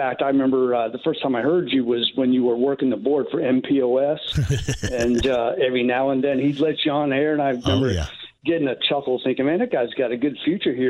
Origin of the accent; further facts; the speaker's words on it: Florida, United States; now in Indianapolis, United States; I grew up in a similar area down in Florida.